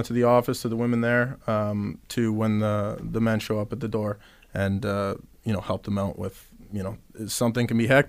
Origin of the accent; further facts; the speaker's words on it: Hamilton, Ontario, Canada; proud Canadian. I was born in Hamilton